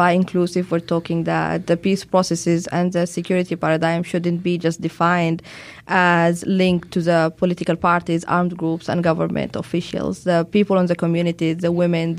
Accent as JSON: {"language": "English", "country": "Sudan", "said": "I'm from Sudan"}